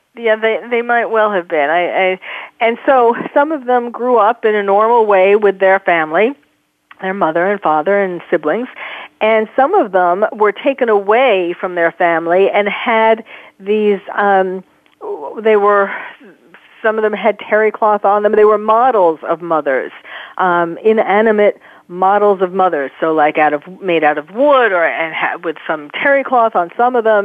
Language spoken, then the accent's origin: English; New York City, New York, United States; growing up in New York, um, certainly I went to circuses a lot